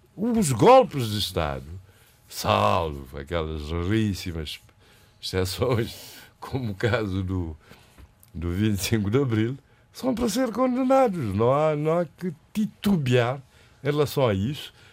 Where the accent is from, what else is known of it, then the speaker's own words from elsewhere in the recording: Praia, Santiago, Cape Verde; Eu, como, como praiense santiaguense